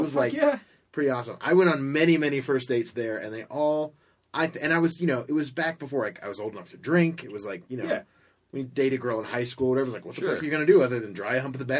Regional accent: Orlando, Florida, United States; I grew up in Orlando

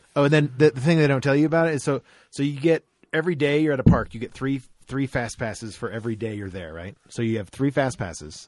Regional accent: Florida, United States; growing up in Florida

